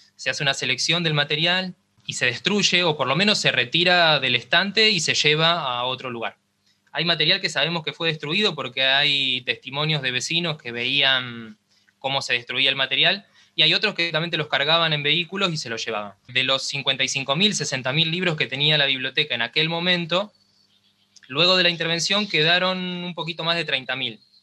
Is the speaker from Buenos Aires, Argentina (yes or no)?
no; Cañada de Gómez, Santa Fe, Argentina; moved away as an adult; now in Rosario, Argentina; yo soy de Cañada de Gómez, que es una ciudad que está a 70 kilómetros acá de Rosario